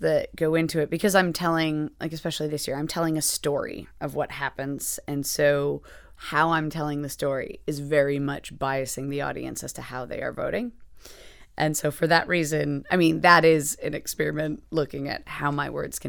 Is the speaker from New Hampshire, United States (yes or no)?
yes; New Hampshire, United States; moved away as an adult; also born or lived in Boston; now in London, United Kingdom; So I was raised in New Hampshire, then moved around a bit. So I moved to Boston for grad school and then lived there for a while. Moved to London for a job just because I also wanted to live in Europe and just away from the States.